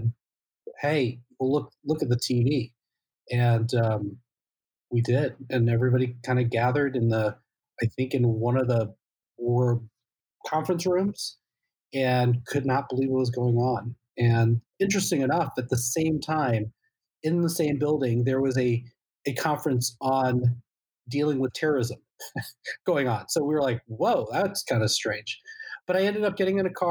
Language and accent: English; Central Illinois, United States; now in Naperville, United States; I grew up in Central Illinois